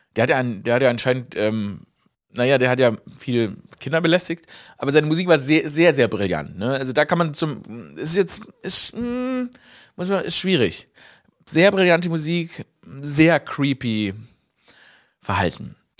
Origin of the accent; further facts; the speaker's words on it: Stuttgart, Baden-Württemberg, Germany; moved away; Ich war in meiner Heimat Stuttgart, ne, aufgewachsen im Kessel